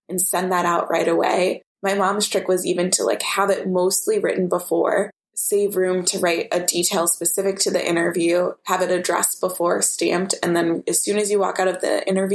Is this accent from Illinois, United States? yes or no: yes; Oak Park, Illinois, United States; my mom and I grew up in Oak Park, which is known for having a lot of Frank Lloyd Wright houses